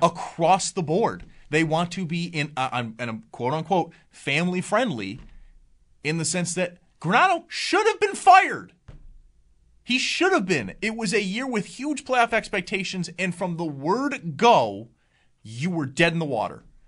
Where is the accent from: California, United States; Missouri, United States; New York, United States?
New York, United States; Cheektowaga; I was born and raised there